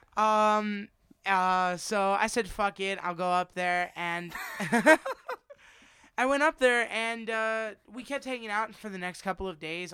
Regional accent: Las Vegas, Nevada, United States; also born or lived in New Jersey; We moved out here when I was one

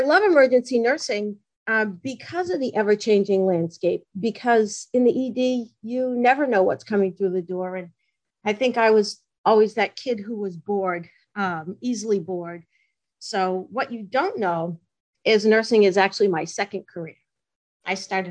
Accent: Massachusetts, United States; I come from Massachusetts. If you hadn't told them, they would probably guess by my accent

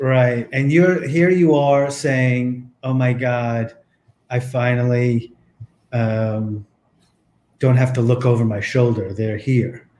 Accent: East Coast, United States; I'm from the East Coast

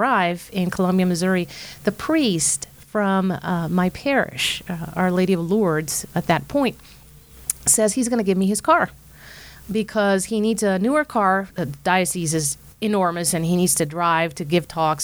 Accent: San José, Costa Rica; moved away; I grew up watching Mother Angelica in my hometown in Costa Rica, capital city San Jose

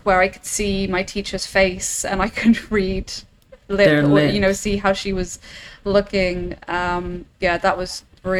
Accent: England, United Kingdom; accent: English; moved away as an adult; now in Germany; So I'm English. Originally, I come from the UK, but I moved to Germany in 2019, kind of the late half of 2019.

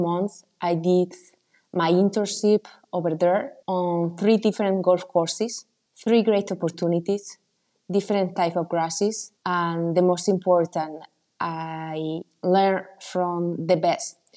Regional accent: Spain; moved away as an adult; also born or lived in United States; now in Italy; I am coming from Spain.

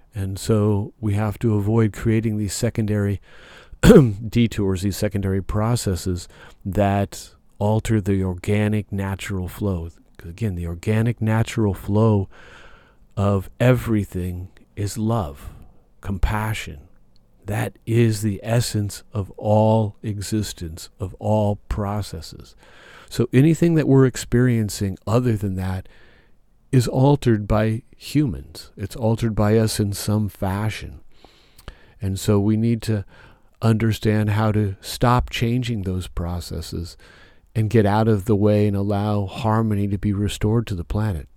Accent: Nebraska, United States; now in Southern California, United States; where I grew up in Nebraska

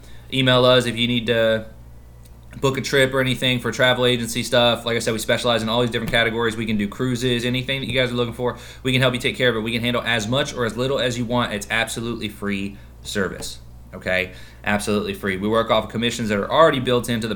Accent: Kentucky, United States; moved away; I grew up in Kentucky

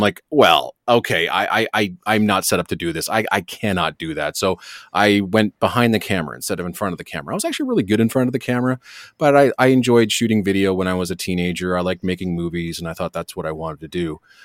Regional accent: Hamilton, Ontario, Canada; also born or lived in Toronto / Ajax; I spent about uh, you know grade seven till my mid twenties living in Hamilton, mm and uh, I consider that my hometown.

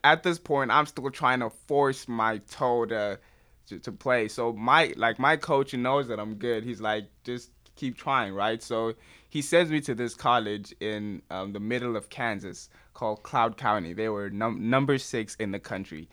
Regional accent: Nigeria; as a Nigerian

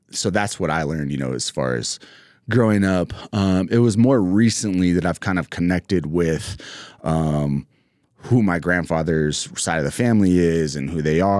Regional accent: Ennis, Montana, United States; moved away; also born or lived in Havre, Montana / Las Vegas, Nevada; So um, I grew up in uh, first part of my life in Montana, mostly in Ennis.

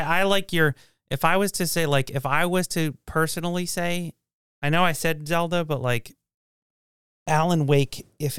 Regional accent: Washington, United States; No, I grew up in Washington.

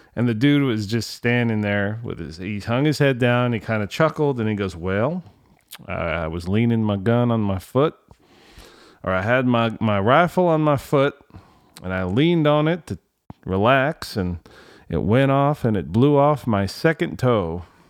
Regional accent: California, United States; I was from California

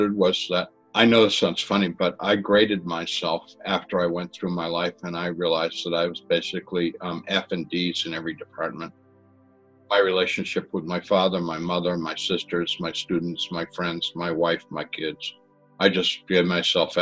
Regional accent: Massachusetts, United States; Where I grew up in Massachusetts, we had septic systems and cesspools

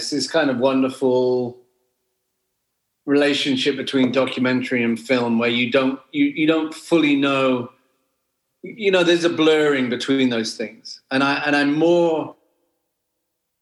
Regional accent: Wales, United Kingdom; I grew up in Wales, in the middle of nowhere

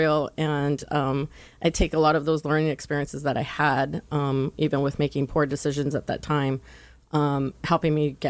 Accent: Los Angeles, California, United States; also born or lived in San Gabriel Valley, California; I'm the youngest of five, so having siblings growing up in the East LA area

